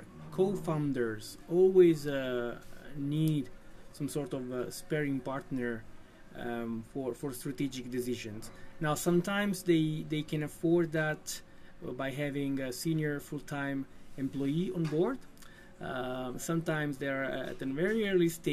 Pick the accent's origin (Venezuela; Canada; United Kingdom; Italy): Italy; moved away as an adult; now in Denmark; I'm from Italy. I moved to Denmark in 2010.